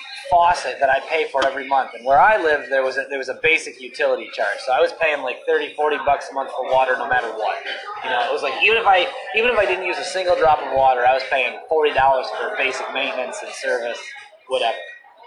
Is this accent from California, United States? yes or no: no; Toledo, Ohio, United States; I'm from Toledo, Ohio.